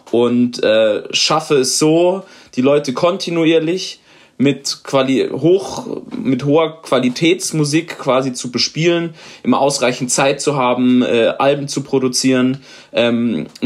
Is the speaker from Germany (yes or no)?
yes; Karlsruhe, Baden-Württemberg, Germany; Also ihr könnt es euch denken, ich komme aus Karlsruhe.